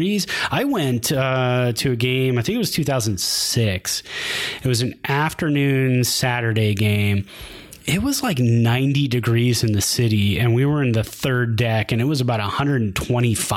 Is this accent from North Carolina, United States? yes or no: no; Santa Clara, California, United States; moved away; growing up in Santa Clara, over by Stevens Creek Boulevard, I had, when I was a kid in the 80s, I had season passes to Great America.